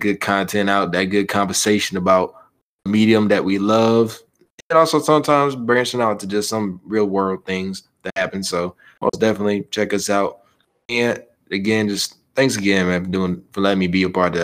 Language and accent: English; Chicago, Illinois, United States; I'm right from Chicago